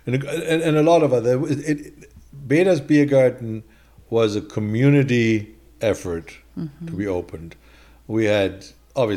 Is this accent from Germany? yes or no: yes; Duisburg, North Rhine-Westphalia, Germany; English is a second language; moved away as an adult; now in California, United States; I'm from Duisburg